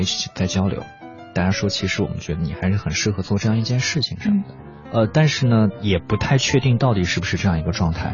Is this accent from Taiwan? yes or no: no; Xinjiang, China; first language Chinese; moved away as an adult; now in Beijing, China; 我一个西北的孩子能够来到北京